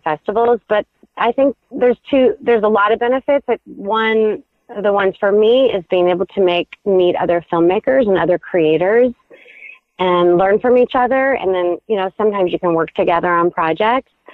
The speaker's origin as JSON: {"language": "English", "region": "Midwest", "country": "United States", "tie": "born or raised there", "also_born_or_lived": "Indiana / Michigan", "said": "I was raised in the Midwest"}